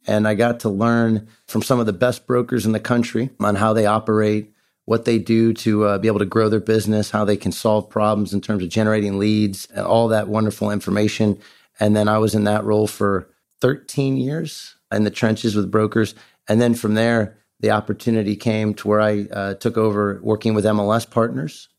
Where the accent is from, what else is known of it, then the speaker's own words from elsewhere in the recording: Ohio, United States; also born or lived in Beaufort, South Carolina; I Grew up in Ohio. I'm an Ohio kid